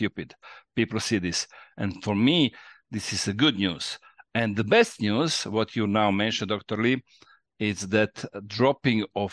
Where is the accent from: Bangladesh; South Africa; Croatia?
Croatia; English is a second language; we are a small country